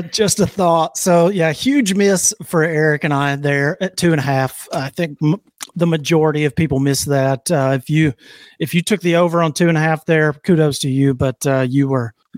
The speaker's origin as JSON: {"language": "English", "region": "Alabama", "country": "United States", "said": "I'm from Alabama. We're not used to this shit."}